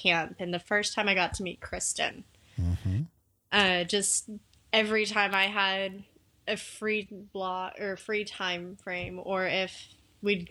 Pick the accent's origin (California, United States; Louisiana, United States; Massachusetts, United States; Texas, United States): Texas, United States; I am a Texan